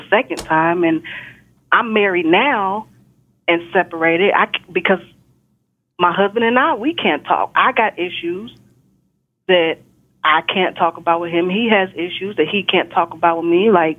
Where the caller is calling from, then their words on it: Texas, United States; I'm calling from Texas.